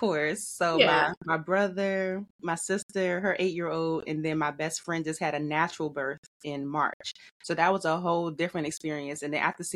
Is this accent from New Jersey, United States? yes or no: no; Washington, District of Columbia, United States; I'm born and raised in Washington, D.C.